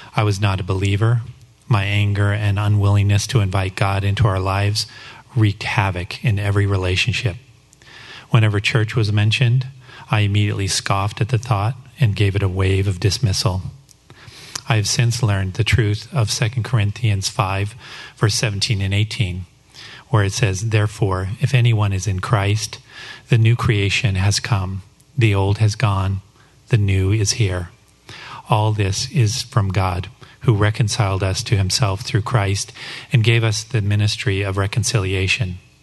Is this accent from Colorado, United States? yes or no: yes; Denver, Colorado, United States; I grew up in the Denver, Colorado area